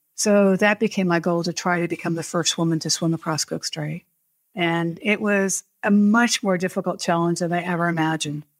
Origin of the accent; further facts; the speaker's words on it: New Hampshire, United States; I grew up in New Hampshire